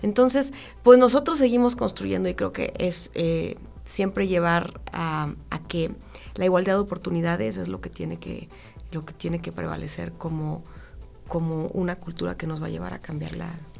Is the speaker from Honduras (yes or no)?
no; Mexico; como mexicanos